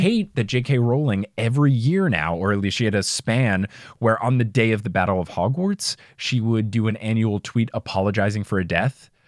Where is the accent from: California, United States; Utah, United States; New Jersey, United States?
New Jersey, United States; accent: New Jersey; my New Jersey accent